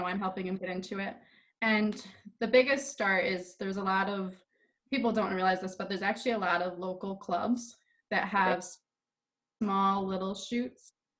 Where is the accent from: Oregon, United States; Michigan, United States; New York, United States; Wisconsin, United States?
New York, United States; Tully; I am from Tully, New York, which is upstate New York, not the city